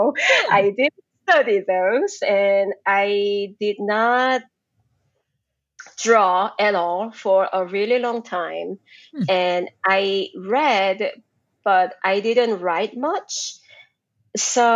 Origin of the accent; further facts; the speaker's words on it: South Korea; moved away; I grew up in Korea